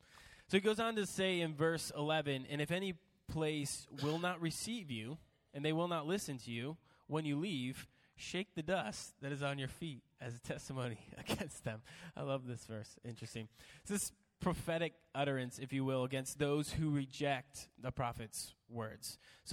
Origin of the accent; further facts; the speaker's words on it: the South, United States; I can say that because I'm from the South.